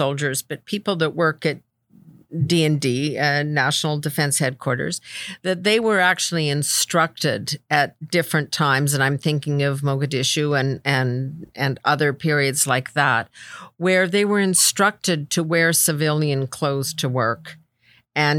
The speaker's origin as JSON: {"language": "English", "country": "Canada", "said": "as a Canadian"}